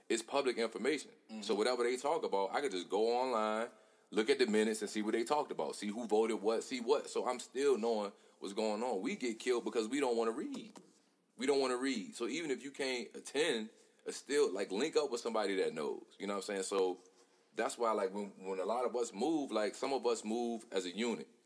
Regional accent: Hopewell, United States; I come from Hopewell. I come from this neighborhood right here

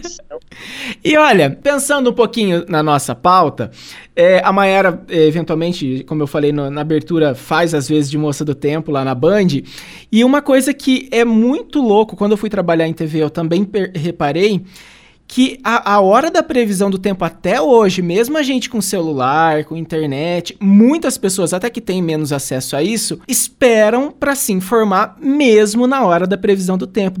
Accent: Santo Antônio da Platina, Paraná, Brazil; moved away as an adult; also born or lived in Ponta Grossa; a gente que é aqui do Paraná, eu sou de Santo Antônio da Platina

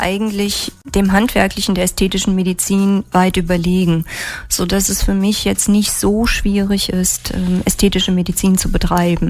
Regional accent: near Trier, Rhineland-Palatinate, Germany; moved away as an adult; also born or lived in Mainz / Fulda / Rhein-Main area; ich bin aufgewachsen in der Nähe von Trier

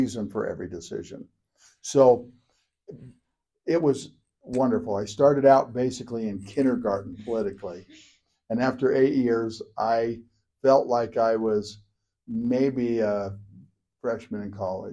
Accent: Bountiful, Utah, United States; I'm from Bountiful

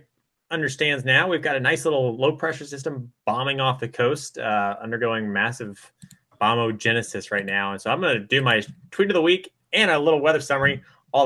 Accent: Hampton, Virginia, United States; my hometown area of Hampton, Virginia

